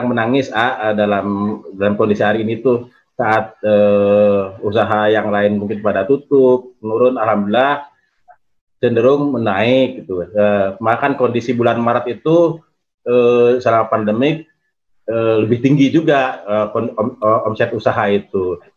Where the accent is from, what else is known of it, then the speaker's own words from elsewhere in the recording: Purwakarta, West Java, Indonesia; now in Yogyakarta, Indonesia; Saya dari Jogja, A, cuman asli dari Purwakarta.